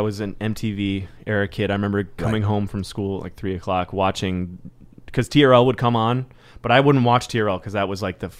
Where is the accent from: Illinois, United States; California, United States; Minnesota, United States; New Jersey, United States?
California, United States; Los Angeles; LA? Born and raised.